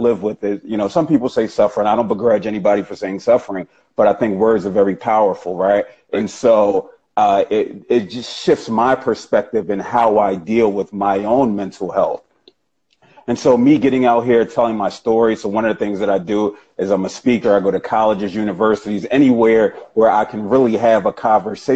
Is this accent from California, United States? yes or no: no; Philadelphia, Pennsylvania, United States; born and raised in Philadelphia, Pennsylvania.